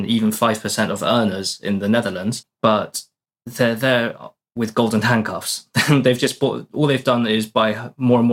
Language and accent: English; United Kingdom; moved away as an adult; now in Portugal; studied in the UK for my whole life, as you can probably tell by my accent.